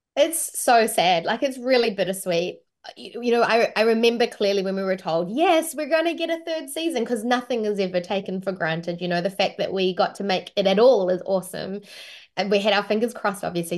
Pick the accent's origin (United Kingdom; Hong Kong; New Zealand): New Zealand; accent: New Zealand; my own natural accent, which is a New Zealand accent